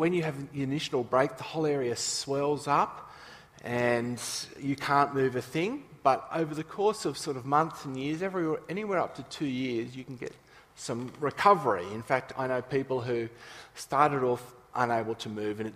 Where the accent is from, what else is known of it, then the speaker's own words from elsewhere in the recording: Nowra, New South Wales, Australia; moved away; we grew up in Nowra